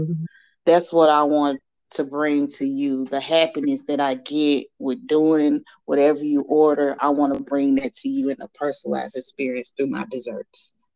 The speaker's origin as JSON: {"language": "English", "town": "Nashville", "region": "Tennessee", "country": "United States", "tie": "born or raised there", "also_born_or_lived": "Chattanooga", "said": "I was born in Chattanooga, but, you know, really from Nashville. I've been here since I was five."}